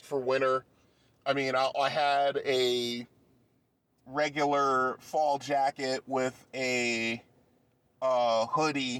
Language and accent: English; Bridgeport, Connecticut, United States; moved away; I grew up in Bridgeport, Connecticut